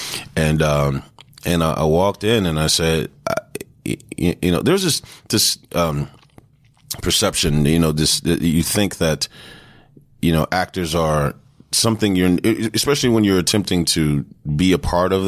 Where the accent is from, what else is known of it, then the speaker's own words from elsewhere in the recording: San Antonio, Texas, United States; also born or lived in Houston, Texas; I grew up in San Antonio, Texas. I was born in Houston.